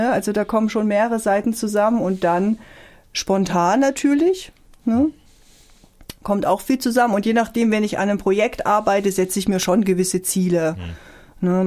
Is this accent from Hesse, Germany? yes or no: no; Tromsdorf, Saxony-Anhalt, Germany; Ich komme auch aus Tromsdorf übrigens, so heißt das Dorf, wo ich